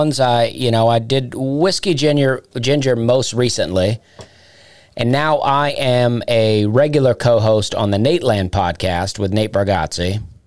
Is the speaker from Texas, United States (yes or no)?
no; East Alabama, United States; accent: Southern; moved away as an adult; also born or lived in Charleston, South Carolina; now in Nashville, United States; I grew up in Alabama, right? And I grew up real southern